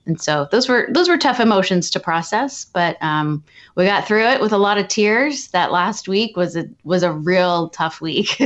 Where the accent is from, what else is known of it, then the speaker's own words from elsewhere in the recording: Southern California, United States; I am from Southern California